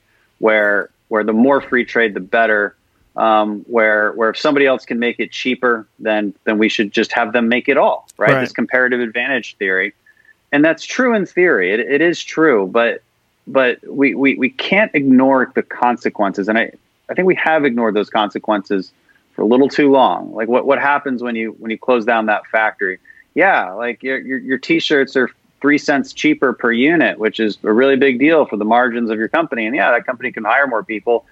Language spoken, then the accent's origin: English; Houston, Texas, United States; I'm from Houston, so our oil and gas industry is in a big, big dire straits right now